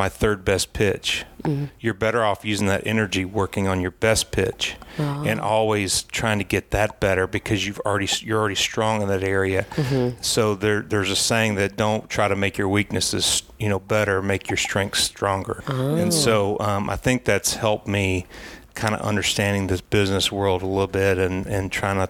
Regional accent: Tennessee, United States; moved away as an adult; now in Atlanta, United States; I grew up in Tennessee

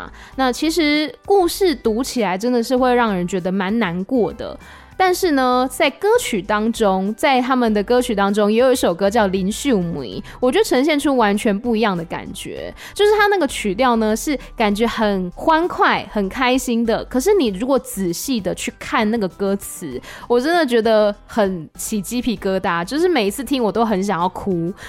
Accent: Taiwan; first language Taiwanese Hokkien; Chinese is a second language; 虽然说台语是我的母语，可是因为我平常比如说工作的时候还是用华语比较多

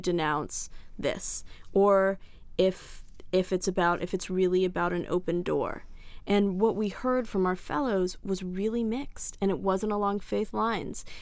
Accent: Washington, District of Columbia, United States; I grew up in Washington, D C

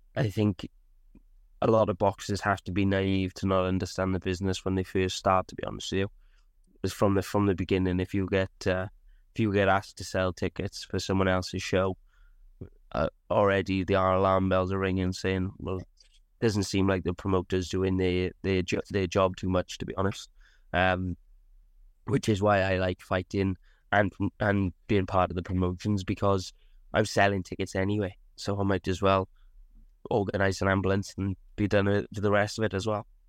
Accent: Abergavenny, Wales, United Kingdom; Abergavenny um, which is my hometown and a town I love.

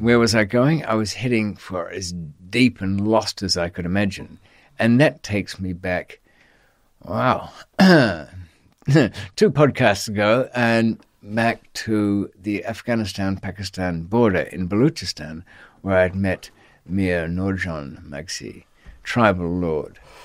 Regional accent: Australia; accent: Australian; I was on Australian passport

